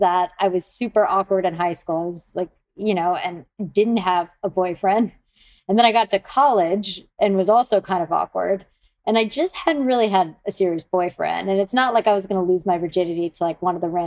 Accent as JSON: {"language": "English", "town": "Atlanta", "region": "Georgia", "country": "United States", "tie": "born or raised there", "also_born_or_lived": "London", "moved": "as an adult", "said": "I grew up in Atlanta."}